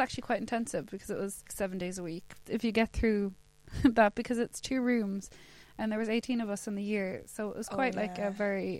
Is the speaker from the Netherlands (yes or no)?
no; Limerick, Munster, Ireland; moved away as an adult; now in England; There was one guy I had from Limerick on the podcast, where that's where I'm from.